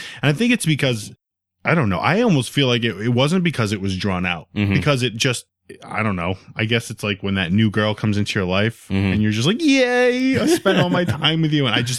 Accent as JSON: {"language": "English", "region": "Rhode Island", "country": "United States", "said": "And I'm from Rhode Island. So now he's like, all right, why is this kid in Massachusetts?"}